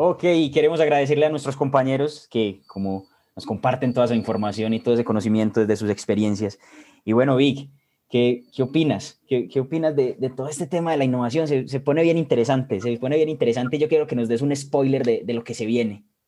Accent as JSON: {"language": "Spanish", "town": "Medellín", "region": "Antioquia", "country": "Colombia", "said": "soy de Colombia, Medellín específicamente"}